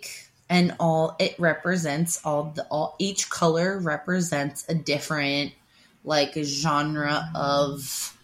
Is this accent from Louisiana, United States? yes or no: no; Haddon Avenue, New Jersey, United States; my hometown on Haddon Avenue